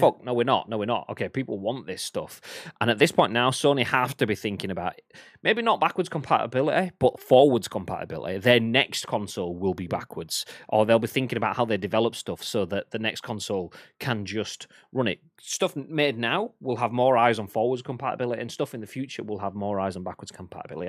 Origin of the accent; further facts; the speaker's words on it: England, United Kingdom; I'm English